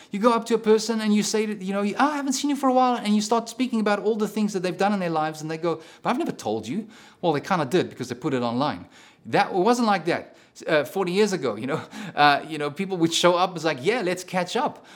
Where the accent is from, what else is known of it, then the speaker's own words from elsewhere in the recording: South Africa; moved away; I'm a South African